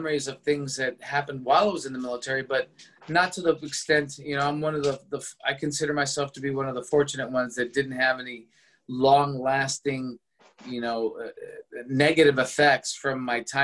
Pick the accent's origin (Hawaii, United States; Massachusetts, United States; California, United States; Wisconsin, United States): California, United States; Los Angeles; I was born and raised in Los Angeles, California